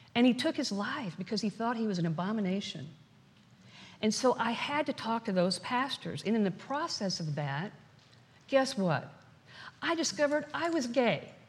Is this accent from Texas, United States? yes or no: yes; Dallas, Texas, United States; When I was a little girl growing up in Dallas, Texas, raised in a very conservative background